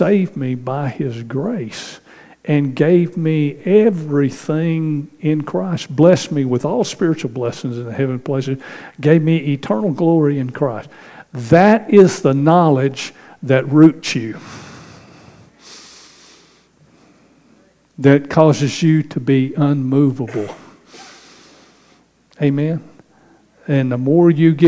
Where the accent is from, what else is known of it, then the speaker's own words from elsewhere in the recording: Northeast Texas, United States; moved away; growing up in Northeast Texas as a kid